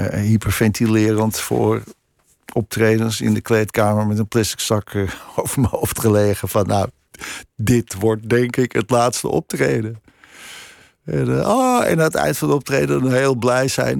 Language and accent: Dutch; Krommenie, North Holland, Netherlands; also born or lived in Amsterdam; ik heb daar van mijn tiende tot mijn twintigste uh, gewoond in Cromony